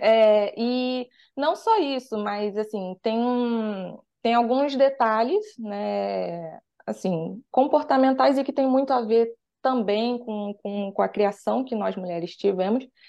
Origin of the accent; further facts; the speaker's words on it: Rio de Janeiro, Brazil; sou daqui do Rio de Janeiro